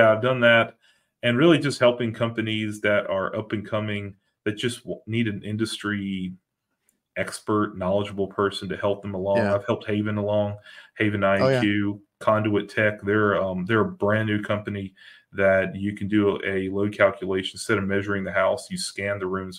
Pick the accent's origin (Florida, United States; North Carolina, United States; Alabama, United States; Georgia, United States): North Carolina, United States; Greensboro; moved away as an adult; now in North Carolina coast, United States; I moved away from my home of 43 years, born and raised in Greensboro